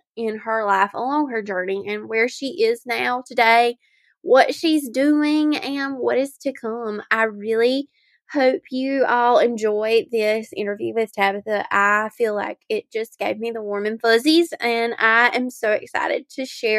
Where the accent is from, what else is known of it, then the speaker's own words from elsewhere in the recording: Lakeview, South Carolina, United States; She is from my hometown of Lakeview, South Carolina.